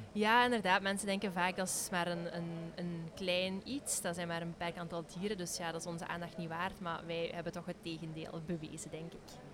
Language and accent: Dutch; Flanders, Belgium; als Vlamingen of als België